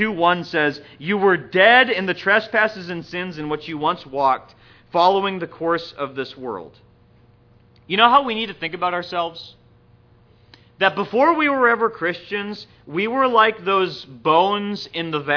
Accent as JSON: {"language": "English", "region": "Minnesota", "country": "United States", "tie": "born or raised there", "also_born_or_lived": "San Diego, California", "moved": "yes", "lives_now": "Atlanta, United States", "said": "I grew up in Minnesota, and I didn't really feel at home there either"}